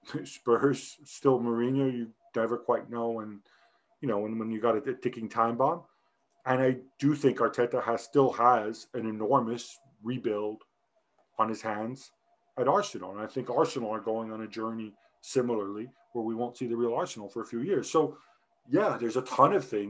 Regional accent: Milan, Lombardy, Italy; I'm from Milan.

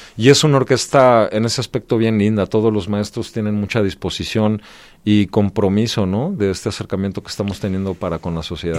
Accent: Mexico City, Mexico; soy de la Ciudad de México

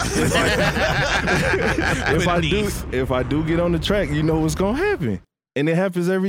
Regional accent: Missouri City, Texas, United States; Nah, nigga, I'm really from Mo City.

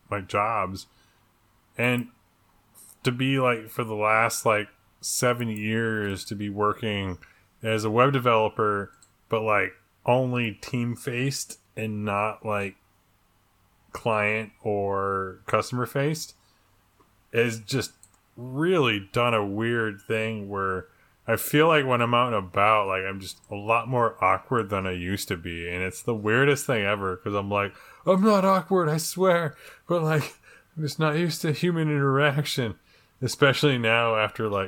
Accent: Michigan, United States; now in California, United States; I ended up moving there uh, randomly because I came from Michigan, where I was hanging out with this fucking fine gentleman of a person

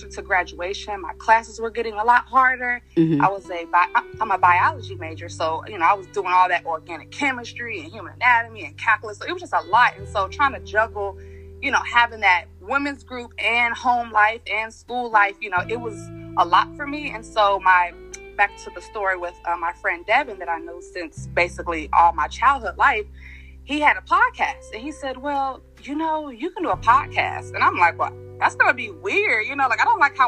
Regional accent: Cincinnati, Ohio, United States; moved away as an adult; now in Atlanta, United States; I was born and raised in Cincinnati, Ohio

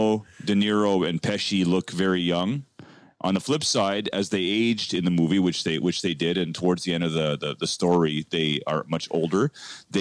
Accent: Canada; We're two Canadian boys in the heart of in the nation's capital here in Canada

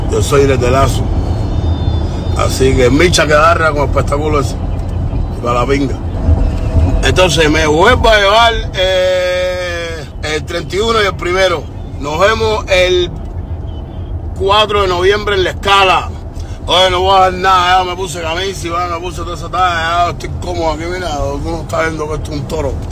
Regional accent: Cuba; soy buen hijo, soy buen nieto, soy tremendo cubano, pero soy muy buen contrario.

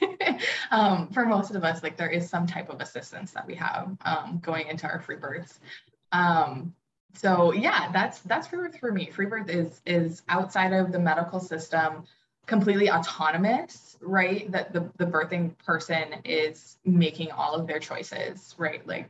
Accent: Oahu, Hawaii, United States; I was born and raised on Oahu in Hawaii

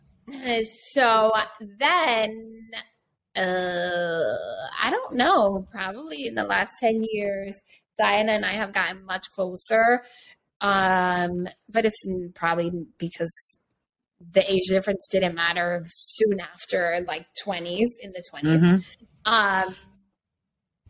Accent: Hartford, Connecticut, United States; also born or lived in New York; now in Los Angeles, United States; I'm from Hartford, Connecticut, but I lived in New York for 20 years. And now I currently live

